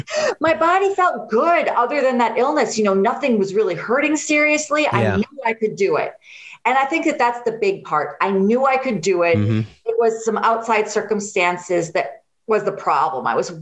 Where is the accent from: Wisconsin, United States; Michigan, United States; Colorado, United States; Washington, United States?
Wisconsin, United States; I'm from Wisconsin. I've lived all over